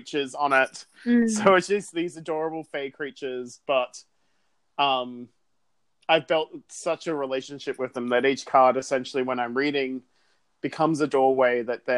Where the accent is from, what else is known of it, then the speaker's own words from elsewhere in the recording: Sydney, New South Wales, Australia; I grew up in Sydney, was born and raised there